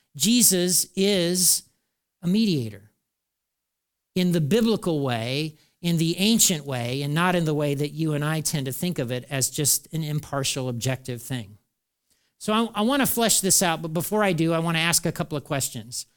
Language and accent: English; United States; talking as an American